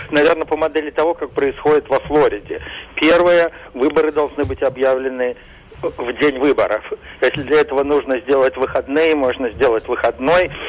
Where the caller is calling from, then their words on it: New Jersey, United States; Добрый день … я из Нью-Джерси.